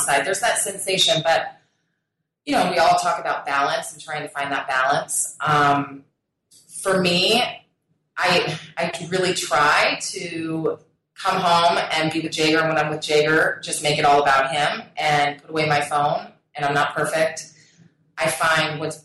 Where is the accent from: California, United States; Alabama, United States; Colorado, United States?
Colorado, United States; I grew up in Colorado, and it tends to be a very health-conscious state